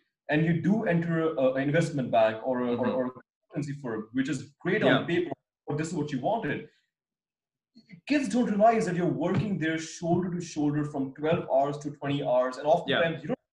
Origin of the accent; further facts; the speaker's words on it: India; moved away as an adult; also born or lived in San Francisco, United States / London, United Kingdom; courtesy of being Indian